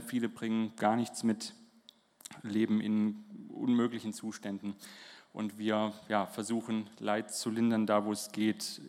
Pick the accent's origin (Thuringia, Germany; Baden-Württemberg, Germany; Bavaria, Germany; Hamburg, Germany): Baden-Württemberg, Germany; Holzelfingen; moved away as an adult; wir kommen hier aus Holzelfingen, da spricht man auch Slang vom Land